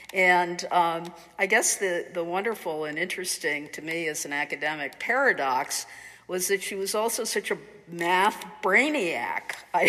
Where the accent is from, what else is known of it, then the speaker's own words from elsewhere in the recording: Amherst, Massachusetts, United States; growing up in Amherst in the 50s, it was really a kind of Protestant Republican redoubt, which is sort of hard to imagine today when you think about what Amherst is like. But we were a large Irish Catholic family